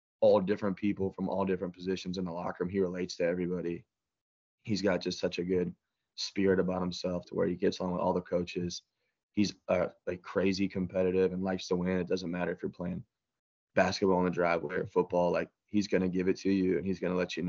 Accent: Gilbert, Arizona, United States; where him and I grew up in Gilbert, Arizona

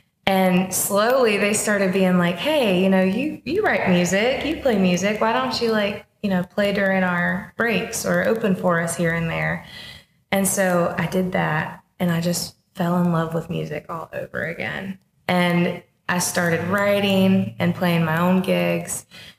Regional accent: Mount Airy, North Carolina, United States; now in Nashville, United States; So I grew up in North Carolina in a really small town called Mount Airy, and it's Mayberry.

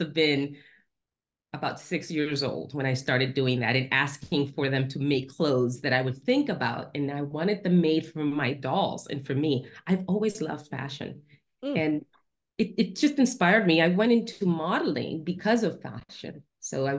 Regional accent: Dominican Republic; now in Washington, DC, United States; I'm from Dominican Republic. It's hot there, you know, the tropics.

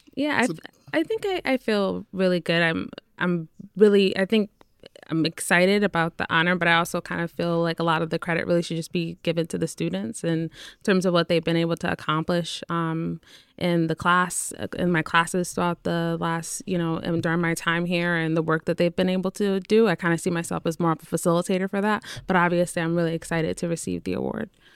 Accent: New Haven, Connecticut, United States; also born or lived in Windsor, Connecticut; I'm originally from New Haven, so that's where I grew up

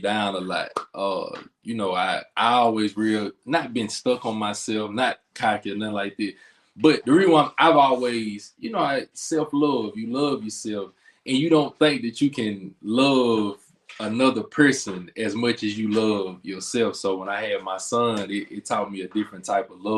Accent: Philadelphia, Mississippi, United States; I'm from Philadelphia, Mississippi

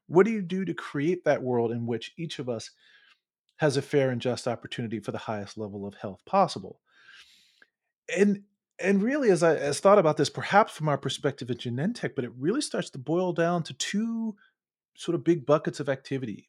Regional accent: Baltimore, Maryland, United States; moved away; also born or lived in Charlottesville, Virginia; I'm actually from Baltimore

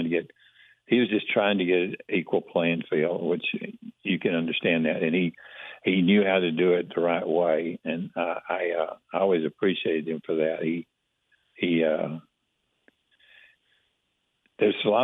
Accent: Alba, Texas, United States; growing up in East Texas, Alba had 200 people, and I was one of them

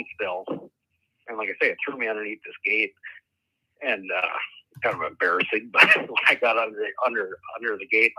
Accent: Minnesota, United States; I grew up around the Minnesota area and kind of close to the North Dakota border

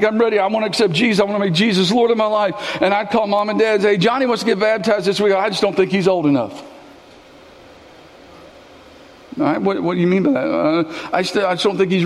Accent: Kentucky, United States; also born or lived in Tennessee / Maysville; I was born in Tennessee. I lived in Tennessee for a year. And God blessed our family and allowed us to come back home. And we moved back to Kentucky when I was a year old

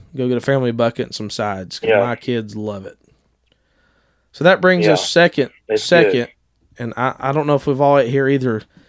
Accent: Ohio, United States; We've ate Lee's many times growing up in Ohio

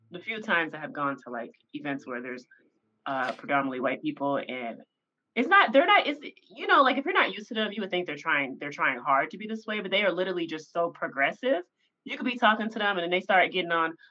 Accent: Tennessee, United States; Like I like I'm from Tennessee, right?

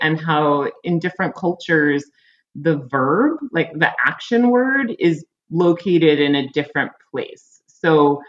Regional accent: United States; I think for me, like, as an American, like, I've been very disenchanted of late.

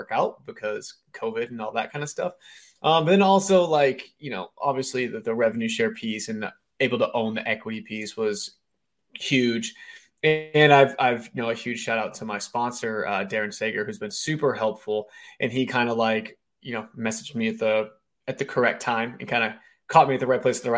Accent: Massachusetts, United States; now in Denver, United States; I'm originally from Massachusetts, but I started my real estate career out in Denver, Colorado.

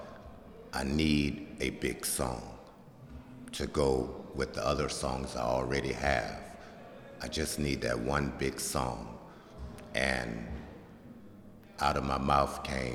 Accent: Miami, Florida, United States; now in Savannah, United States; I'm from Miami, Florida

